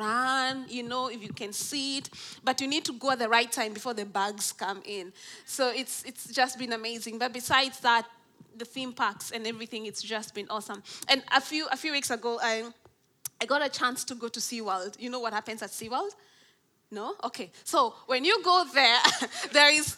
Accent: Nairobi, Kenya; I'm from Nairobi in Kenya, in East Africa.

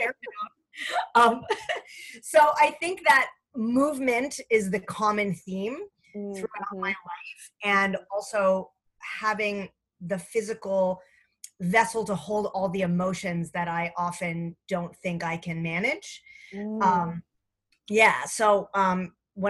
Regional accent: Fair Lawn, New Jersey, United States; I'm from Fairlawn, New Jersey

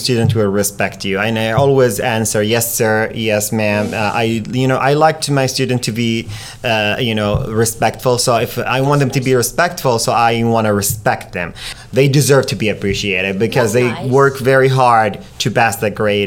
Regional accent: Saudi Arabia; moved away as an adult; also born or lived in Florida; now in United States; I was born and raised in Saudi Arabia. So when I moved to United States, I was 27 years old

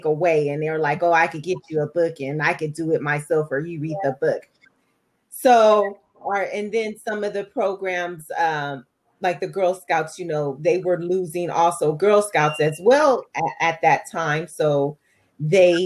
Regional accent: Los Angeles, California, United States; now in Perris, United States; I'm a native of Southern California. To be more exact, I'm from South Central

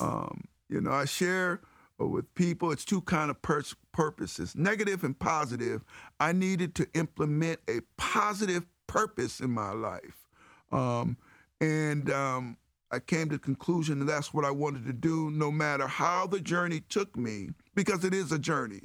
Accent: Cleveland Heights, Ohio, United States; growing up in Cleveland Heights, uh, with the great values that, uh, my parents instilled on us

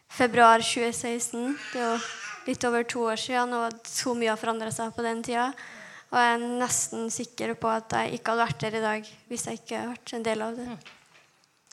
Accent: Kristiansund, Møre og Romsdal, Norway; jeg er 20 år og jeg kommer fra Kristiansund

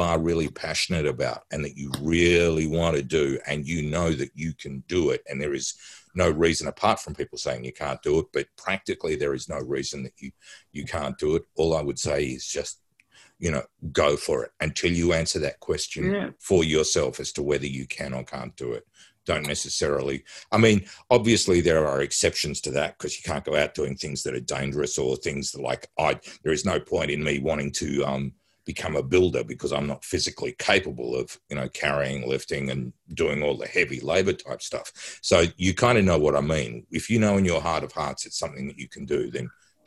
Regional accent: Tasmania, Australia; I was born in Tasmania and that's where I grew up

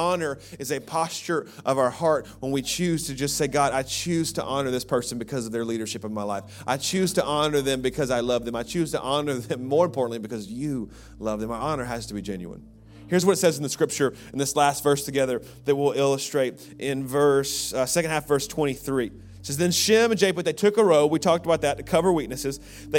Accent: Birmingham, Alabama, United States; You know, I grew up in Birmingham, Alabama, in the South, and there's a rumor going around that we are friendlier than you.

